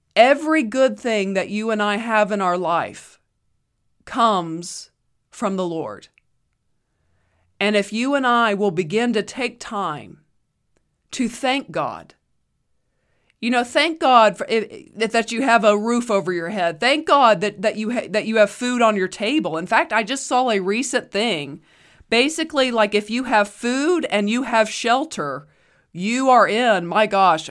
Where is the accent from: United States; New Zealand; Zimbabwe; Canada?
United States; I am an American